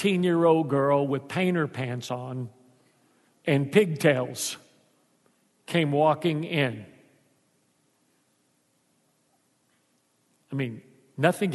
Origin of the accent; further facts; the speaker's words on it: Houston, Texas, United States; moved away; also born or lived in South Louisiana; I was raised in the Mexican ghetto of Houston